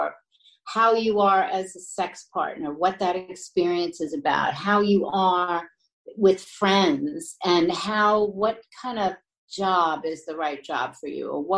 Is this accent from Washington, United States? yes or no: no; New York, United States; I was born and raised in New York, so I'm very sentimental about it